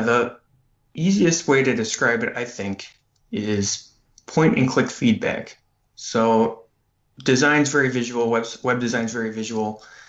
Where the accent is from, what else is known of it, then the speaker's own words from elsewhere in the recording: Green Bay, Wisconsin, United States; now in Madison, United States; actually where I grew up in Green Bay